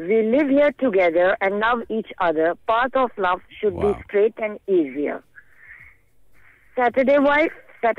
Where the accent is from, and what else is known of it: Indonesia